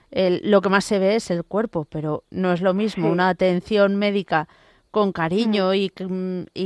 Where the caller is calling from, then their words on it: Puebla de Farnals, Valencian Community, Spain; Buenas tardes … de Puebla de Farnals, de Valencia.